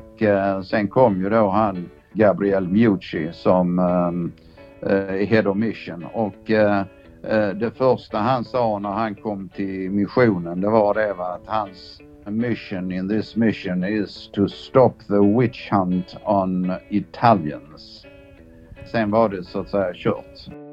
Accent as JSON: {"language": "Swedish", "country": "Sweden", "said": "jag är gammal chefsåklagare från Sverige"}